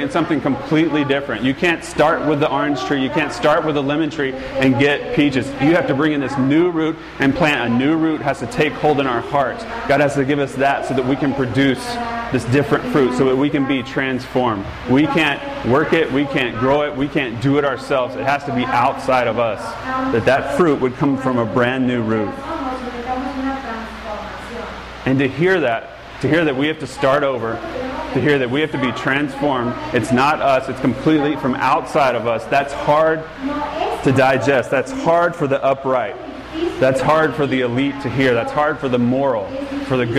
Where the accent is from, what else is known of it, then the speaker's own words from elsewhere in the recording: Georgia, United States; moved away as an adult; now in California, United States; I'm from Georgia